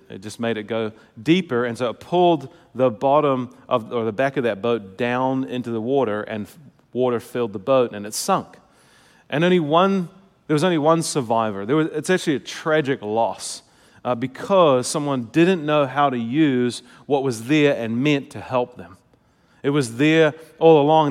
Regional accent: New Zealand; moved away; I come from Kiwi culture

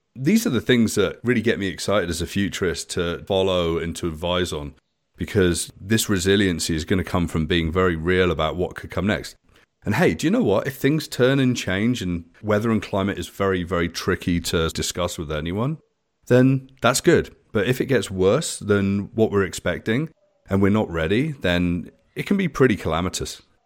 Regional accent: United Kingdom; moved away as an adult; now in Canada; I'm British.

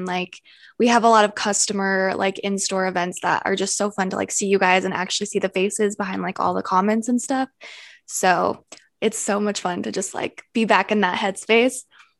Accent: Utah, United States; I live in Utah. I am born and raised in Utah with my boyfriend and our dog. We currently live together in Provo.

